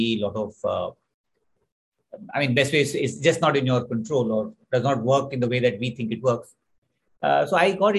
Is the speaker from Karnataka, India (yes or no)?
no; Pune, Maharashtra, India; So I grew up in Pune, outside in the suburbs of Pune.